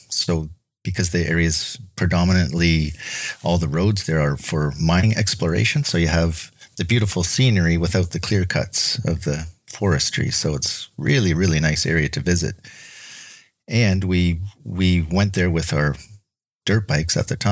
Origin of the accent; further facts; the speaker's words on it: Kelowna, British Columbia, Canada; I'm from Kelowna, British Columbia, and I'm a tool and die maker